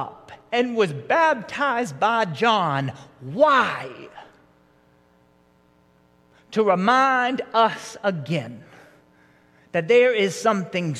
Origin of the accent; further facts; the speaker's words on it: Marietta, Georgia, United States; growing up in Marietta and going to some of the youth groups around here